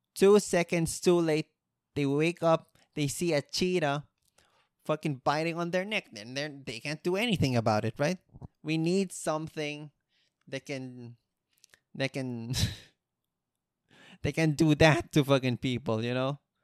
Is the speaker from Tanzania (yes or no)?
no; Philippines